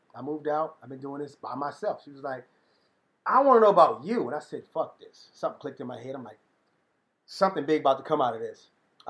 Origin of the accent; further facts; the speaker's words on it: Conyers, Georgia, United States; born there; I was born just outside of DeKalb County, near Conyers, Georgia.